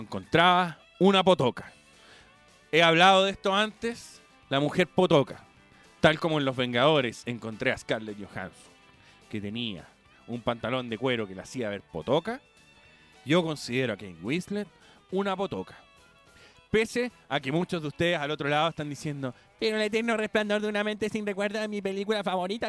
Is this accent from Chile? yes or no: yes; Chile; Yo no soy el chileno chaquetero